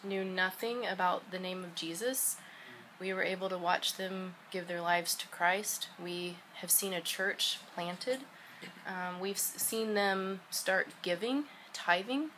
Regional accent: Stillwater, Oklahoma, United States; also born or lived in Tennessee; I grew up in Stillwater and went to Milligan College, which is in the northeast part of Tennessee

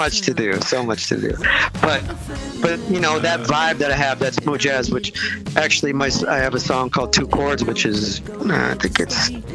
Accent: Minneapolis, Minnesota, United States; I talk about growing up in Minneapolis, and I talk about how the winters get so cold

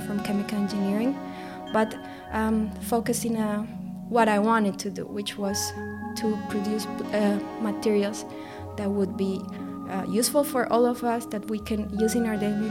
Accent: Colombia; moved away; I grew up in Colombia

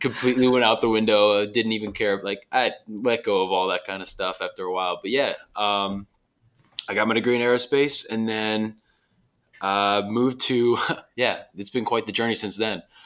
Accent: Dulles, Virginia, United States; moved away as an adult; now in Southern California, United States; my hometown, Dulles, Virginia

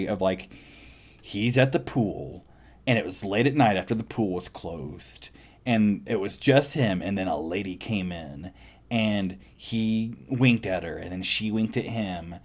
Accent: Midwest, United States; growing up in the Midwest with a bunch of dumb kids

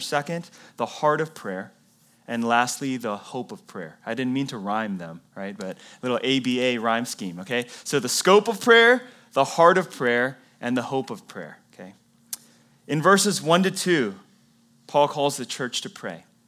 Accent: the Bible Belt, United States; moved away; I came from the Bible Belt

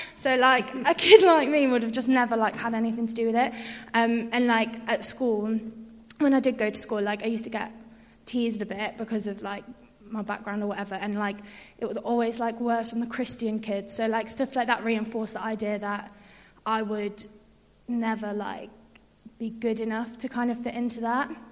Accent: York, Yorkshire and the Humber, United Kingdom; moved away as an adult; now in Birmingham, United Kingdom; I'm from York and came to UOB to study sociology and then stayed

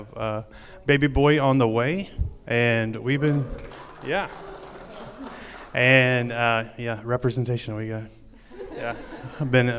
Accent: the South, United States; moved away as an adult; also born or lived in Central Asia; Sorry, we're from the South. Yeah, so we ain't from around here.

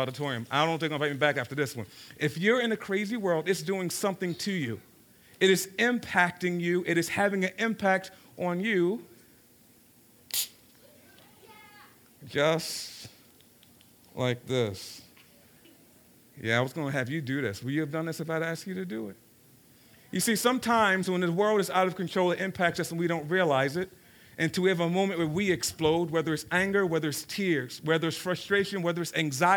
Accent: Baltimore, Maryland, United States; I grew up in South Baltimore in a place called Cherry Hill

